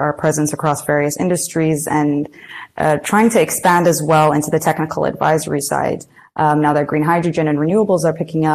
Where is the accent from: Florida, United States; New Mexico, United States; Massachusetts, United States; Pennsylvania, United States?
Florida, United States; Gainesville; moved away; also born or lived in Muscat, Oman / Washington, D.C.; So I was actually born and raised in the U.S. For my formative, or most of my formative years, at least. So I actually lived in Gainesville, Florida.